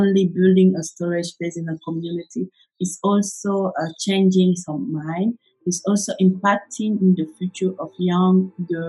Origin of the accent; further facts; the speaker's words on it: Senegal; I was born in Senegal in 1995, and I grew up here in Senegal.